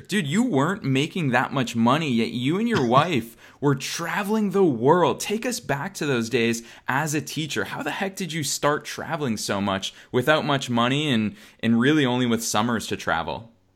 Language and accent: English; Boston, Massachusetts, United States; moved away as an adult; now in Los Angeles, United States; I'm here in Boston, Massachusetts, which is my hometown.